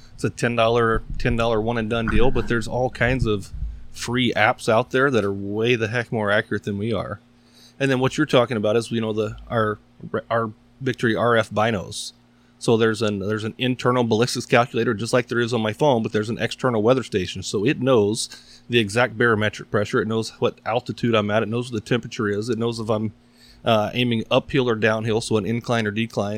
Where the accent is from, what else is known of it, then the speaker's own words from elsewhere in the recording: East Texas, United States; moved away; also born or lived in Midwest; I grew up in East Texas where you weren't really shooting, shooting things that far